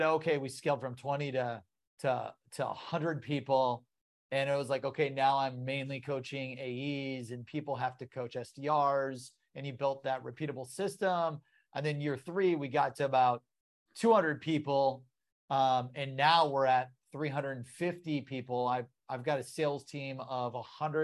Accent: Columbus, Ohio, United States; I'm from Columbus, Ohio

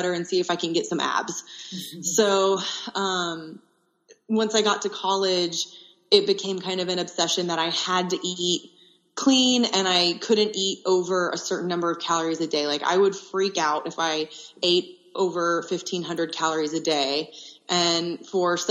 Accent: Austin, Texas, United States; the University of Texas, which is in my hometown of Austin, Texas

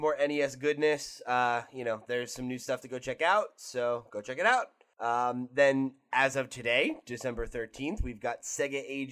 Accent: United States; I'm American

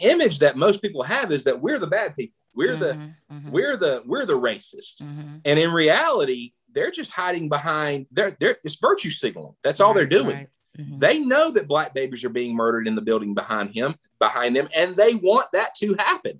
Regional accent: the South, United States; I grew up in the South.

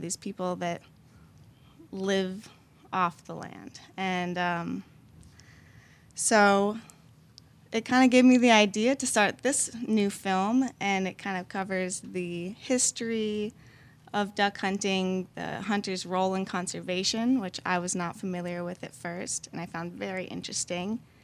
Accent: Minneapolis, Minnesota, United States; moved away as an adult; now in New Orleans, United States; I moved from Minneapolis for college

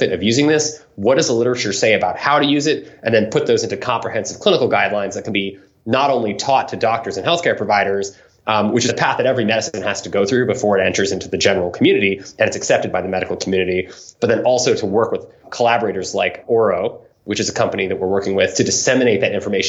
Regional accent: San Francisco, California, United States; I grew up in San Francisco

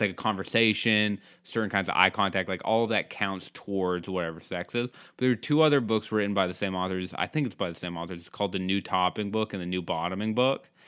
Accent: Cape Cod, Massachusetts, United States; I grew up in Cape Cod

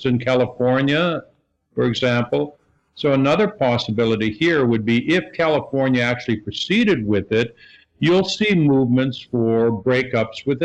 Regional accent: Saskatchewan, Canada; also born or lived in Quebec, Canada; now in Virginia, United States; I'm originally from Saskatchewan

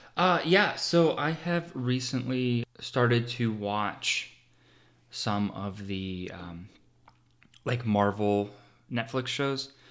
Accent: Pittsburgh, Pennsylvania, United States; I'm from Pittsburgh, and there's a big sports rivalry

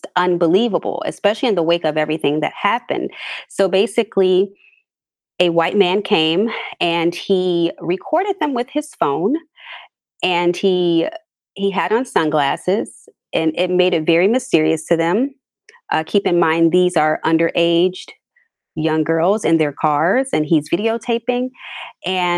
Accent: Chicago, Illinois, United States; I'm from a suburb of Chicago, born and raised here, been here all of my life

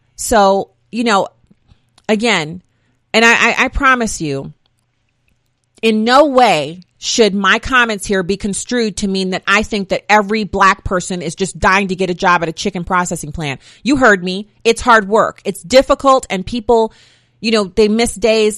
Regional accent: United States; I came from here. I know my history. I am generationally an American citizen

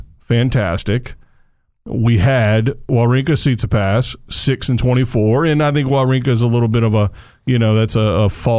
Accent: United States; as an American

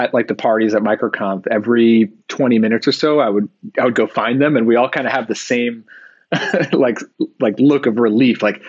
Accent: New York, United States; we're from New York, and I think there's part of this personality of growing up in that area

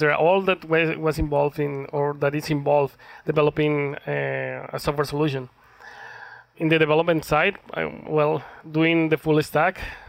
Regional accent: Colombia; moved away as an adult; now in Calgary, Canada; I am from Colombia

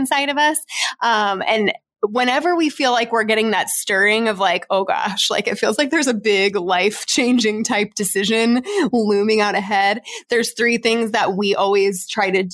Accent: Arizona, United States; we're from Arizona where it like never drops below like 70 degrees

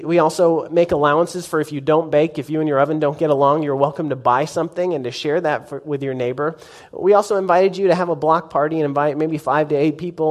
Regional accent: Norman, Oklahoma, United States; also born or lived in Nashville, United States / Hydro, United States / Tuttle, United States; I grew up in Norman and graduated from Norman High, go Tigers

